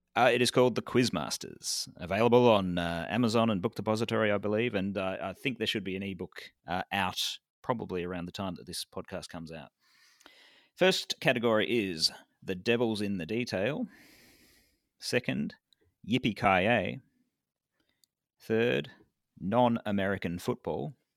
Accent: Victoria, Australia; my home state of Victoria

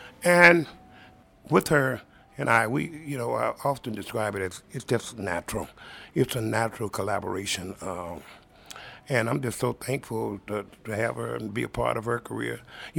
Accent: Mississippi, United States; just did a new album of … that's kind of autobiographical of my life. It's about growing up in Mississippi

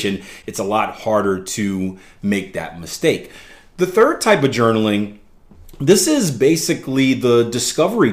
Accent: Philadelphia, Pennsylvania, United States; I grew up in Philadelphia, PA, which isn't the greatest place in the world

